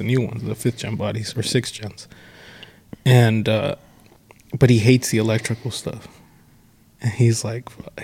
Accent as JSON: {"language": "English", "town": "Marina", "region": "California", "country": "United States", "tie": "born or raised there", "also_born_or_lived": "Monterey, California / Seaside, California"}